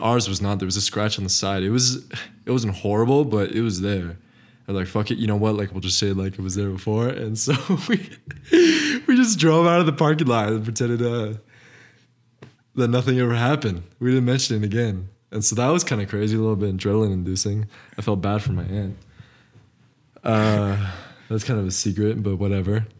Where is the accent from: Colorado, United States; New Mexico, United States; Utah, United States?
New Mexico, United States; Northern; we're both Northern New Mexican.